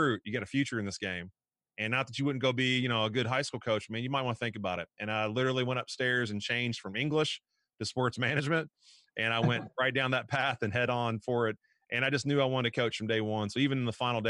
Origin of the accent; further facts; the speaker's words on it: Frankfort, Kentucky, United States; moved away; I'm from Frankfort, Kentucky